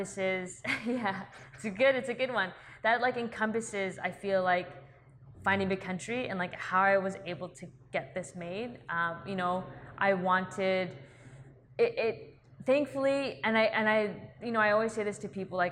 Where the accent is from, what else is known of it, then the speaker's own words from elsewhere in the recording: Vancouver, British Columbia, Canada; I grew up in Vancouver